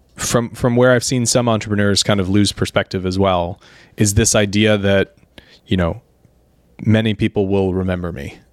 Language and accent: English; Sarasota, Florida, United States; growing up in Florida